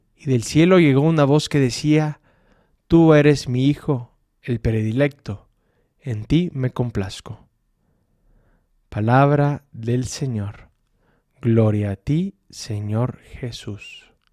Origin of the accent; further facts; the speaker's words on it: El Salvador; now in Aguascalientes, Mexico; Soy del Salvador